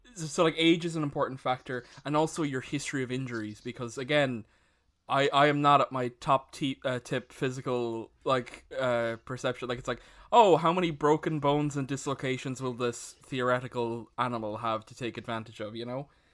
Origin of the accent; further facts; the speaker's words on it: Ireland; all of us being Irish